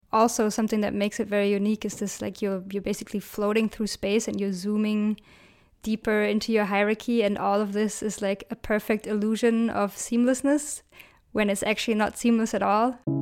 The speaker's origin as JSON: {"language": "English", "region": "Berlin", "country": "Germany", "tie": "born or raised there", "said": "I love my hometown, Berlin"}